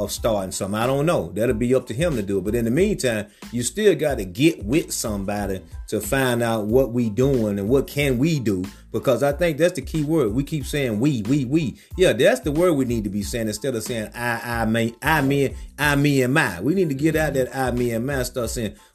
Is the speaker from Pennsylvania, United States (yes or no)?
no; Georgia, United States; I'm from Georgia